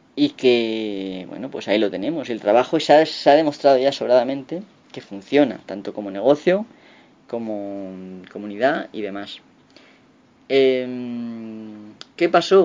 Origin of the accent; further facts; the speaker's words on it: Castilla-La Mancha, Spain; accent: La Mancha centro; mi forma de hablar de la mancha centro